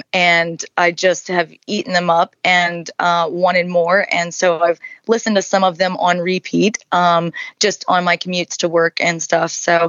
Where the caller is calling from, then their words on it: Bonita Springs, Florida, United States; I am joining you from Bonita Springs, Florida. So, and Southwest Florida.